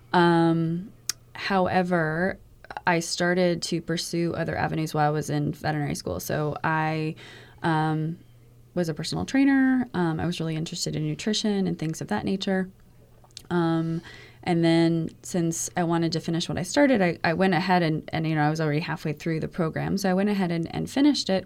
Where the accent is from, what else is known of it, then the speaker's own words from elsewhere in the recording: Sarasota, Florida, United States; growing up in Sarasota